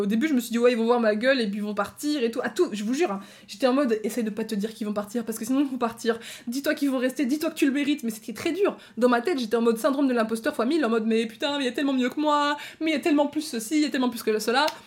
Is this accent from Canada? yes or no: no; Belgium; Je suis même pas française, je suis belge